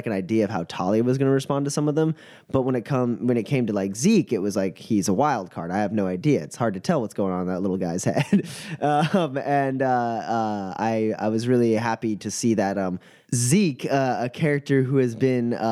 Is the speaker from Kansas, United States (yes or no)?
yes; Kansas, United States; I'm a dude from Kansas